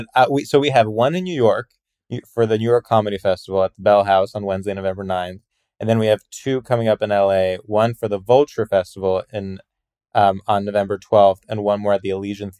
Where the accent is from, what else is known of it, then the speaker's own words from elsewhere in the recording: Greece; also born or lived in New Jersey, United States; Well, I mostly grew up in Greece. My parents are Greek. But then there was a brief period for like 7 years when we lived in New Jersey, which is why I don't have an accent or anything.